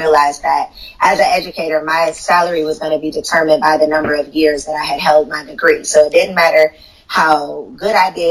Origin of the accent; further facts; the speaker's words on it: Chicago, Illinois, United States; moved away as an adult; also born or lived in Tennessee / Atlanta, Georgia; I'm from Chicago. I grew up outside in the suburbs of Chicago